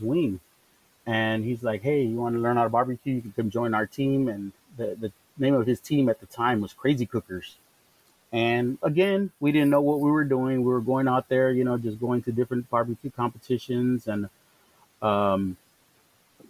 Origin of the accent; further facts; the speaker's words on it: Chicago, Illinois, United States; moved away; also born or lived in Pasadena, Texas; I was born and raised in Chicago